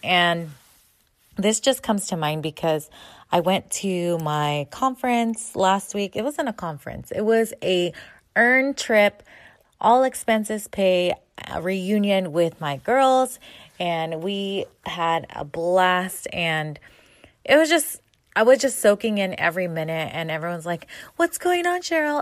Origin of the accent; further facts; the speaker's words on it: San Diego, California, United States; I am Filipino American. I grew up in San Diego.